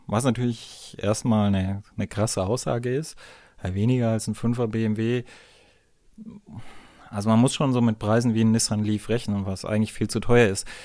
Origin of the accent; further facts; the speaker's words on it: Bavaria, Germany; Bin ja ein Bayer, muss immer ein bisschen Werbung machen für mein Heimatland bei euch Deutschen.